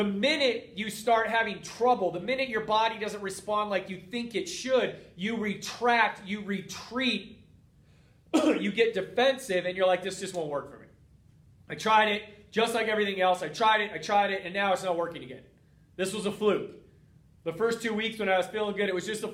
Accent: Boulder, Colorado, United States; moved away; my hometown of Boulder, Colorado

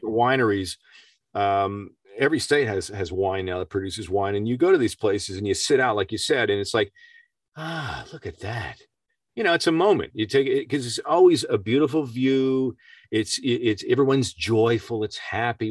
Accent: Peterborough, Ontario, Canada; my hometown in a little place called Peterborough, Ontario, Canada

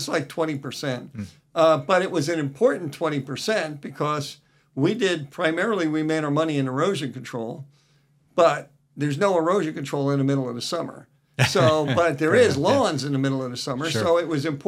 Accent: New Jersey, United States; moved away as an adult; now in Washington, United States; I grew up in New Jersey

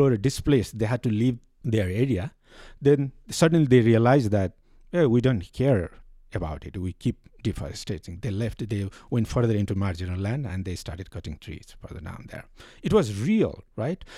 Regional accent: Nepal; I am from Nepal.

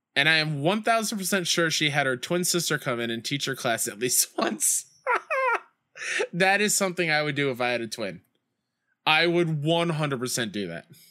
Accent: New York, United States; my hometown Mets

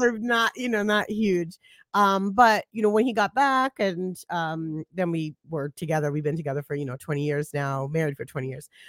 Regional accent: New York City, New York, United States; now in Charlotte, United States; I'm from Brooklyn, New York. I'm from Flatbush

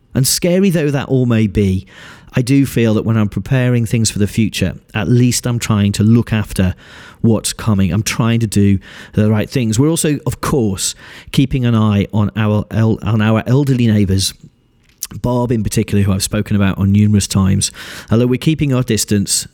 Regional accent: United Kingdom; being British

